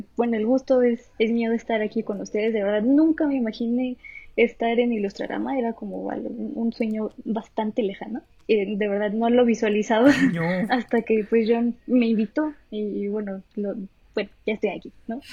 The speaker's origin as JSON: {"language": "Spanish", "region": "Aguascalientes", "country": "Mexico", "moved": "yes", "said": "yo que soy de, de Aguascalientes, allá venden chascas"}